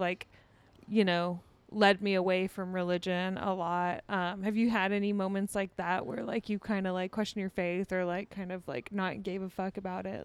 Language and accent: English; Deer Park, Texas, United States; I grew up in Deer Park